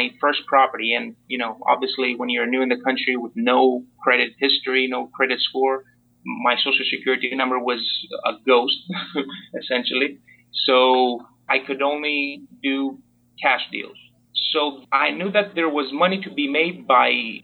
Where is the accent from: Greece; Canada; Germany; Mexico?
Greece; moved away as an adult; also born or lived in Port Orange, Florida, United States; now in Miami Beach, United States; I'm pretty much an immigrant since I was born and raised in Greece